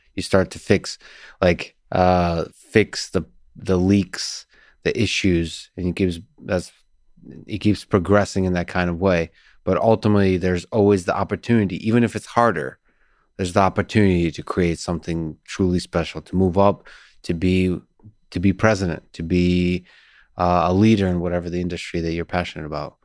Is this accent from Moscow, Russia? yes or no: yes; Moscow, Russia; also born or lived in Soviet Union; now in United States; I grew up in Moscow, Russia.